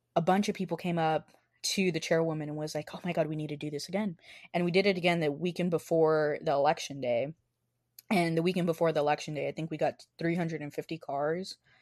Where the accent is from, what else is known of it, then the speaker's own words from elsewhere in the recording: the Rio Grande Valley, Texas, United States; moved away as an adult; I'm from the Valley